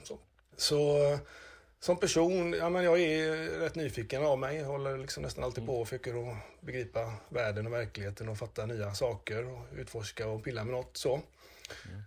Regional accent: Gothenburg, Västra Götaland, Sweden; accent: Gothenburg dialect (göteborgska); now in Östersund, Sweden; jag kommer mycket riktigt från Göteborg

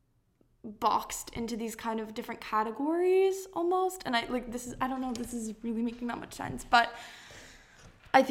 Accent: San Diego, California, United States; moved away as an adult; now in Maine, United States; I grew up in California, and my high school was really, it's in a town, or not town, it's in a, this is my little East Coast, I've been here for too long. It's in a part of San Diego called La Jolla

